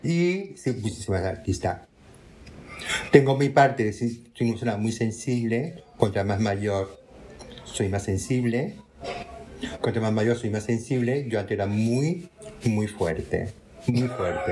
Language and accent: Spanish; Tangier, Tanger-Tetouan-Al Hoceima, Morocco; moved away; also born or lived in Málaga, Spain / Barcelona, Spain / Madrid, Spain; soy nacida en Tánger, como Viviana Fernández